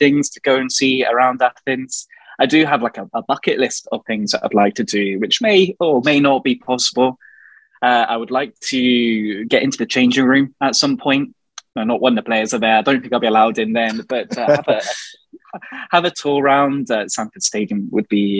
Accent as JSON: {"language": "English", "town": "Gloucester", "region": "South West England", "country": "United Kingdom", "moved": "as an adult", "lives_now": "Edinburgh, United Kingdom", "said": "So I'm originally from Gloucester, which is in the southwest of England."}